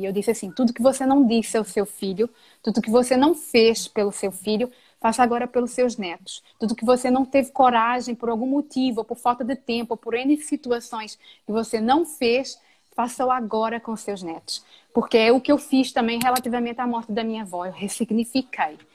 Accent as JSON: {"language": "Portuguese", "country": "Brazil", "moved": "yes", "lives_now": "Portugal", "said": "Que saudades que eu tenho de estar com os meus compatriotas"}